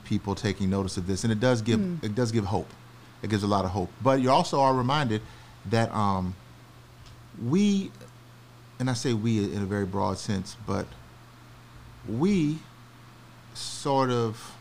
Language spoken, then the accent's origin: English; Alabama and Florida, the South, United States; moved away as an adult; also born or lived in North Carolina / Birmingham, Alabama / Jacksonville, Florida / Hampton, Virginia; now in Georgia, United States; I grew up in Birmingham, Alabama, and Jacksonville, Florida